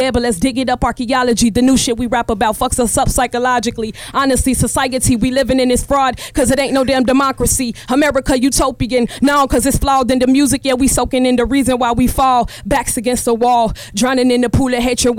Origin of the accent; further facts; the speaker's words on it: Chicago, Illinois, United States; I'm from Chicago